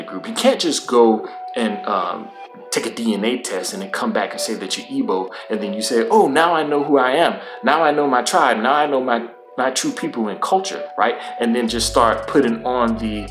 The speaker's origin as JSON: {"language": "English", "country": "United States"}